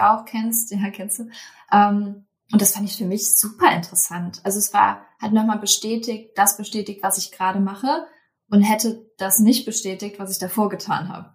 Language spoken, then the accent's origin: German; Cologne, North Rhine-Westphalia, Germany; moved away; in meiner alten Heimat.